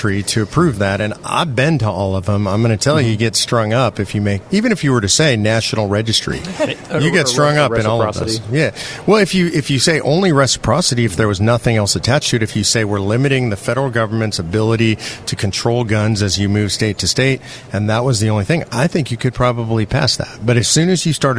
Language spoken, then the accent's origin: English; California, United States; moved away; I'm from California originally